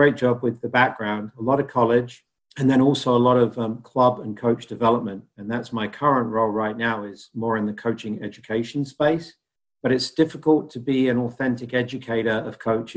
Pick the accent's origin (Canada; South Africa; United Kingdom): United Kingdom; moved away; growing up in Great Britain